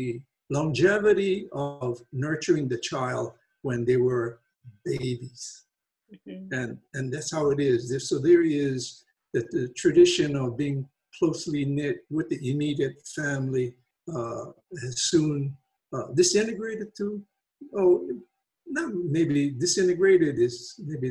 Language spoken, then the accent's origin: English; Wahiawa, Hawaii, United States; I grew up in a pineapple town called Waihiwa, and that's on the island of Oahu, Hawaii.